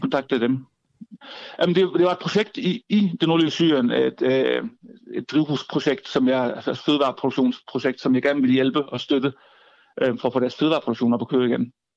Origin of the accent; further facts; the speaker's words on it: Southern Jutland, Southern Denmark, Denmark; jeg flyttede tilbage til Sønderland, hvor jeg kommer fra